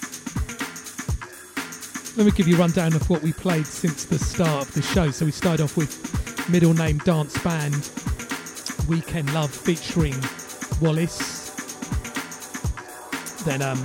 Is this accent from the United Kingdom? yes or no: yes; London, United Kingdom; pirate radio in London, growing up in London